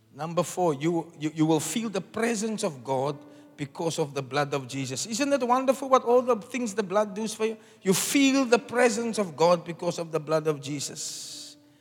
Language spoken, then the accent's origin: English; South Africa; I'm a South African.